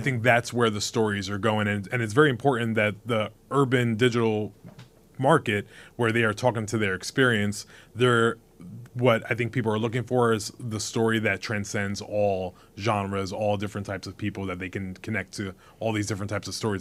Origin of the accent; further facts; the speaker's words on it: New York City, New York, United States; I was born in Bronx, New York. I know what it's like to grow up in the hood